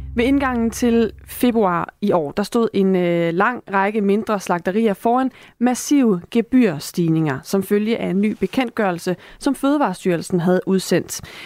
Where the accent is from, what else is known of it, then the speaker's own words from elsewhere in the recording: Esbjerg, Southern Denmark, Denmark; jeg er også fra Esbjerg